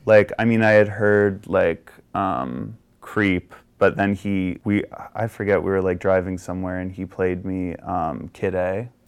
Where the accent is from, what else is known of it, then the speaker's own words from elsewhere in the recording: Virginia, United States; moved away; I'm from Virginia originally